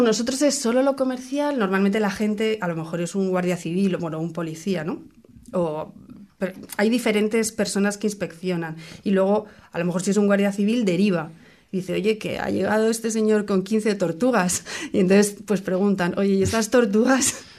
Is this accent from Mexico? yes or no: no; Spain; now in New Zealand; yo soy española